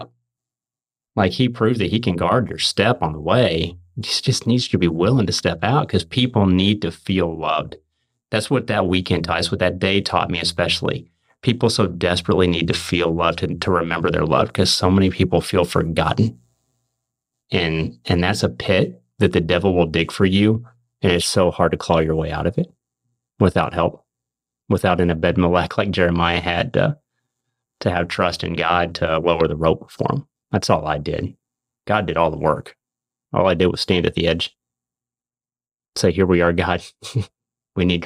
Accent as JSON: {"language": "English", "region": "Missouri", "country": "United States", "said": "I'm from Missouri"}